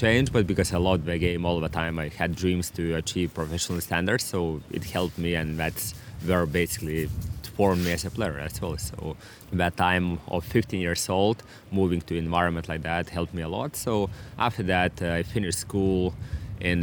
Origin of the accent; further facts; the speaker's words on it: Klaipėda, Klaipėda County, Lithuania; English is a second language; moved away as an adult; also born or lived in Vilnius, Lithuania; now in Devonport, Australia; before 15 years old, I was living all my life in my hometown, Klaipėda.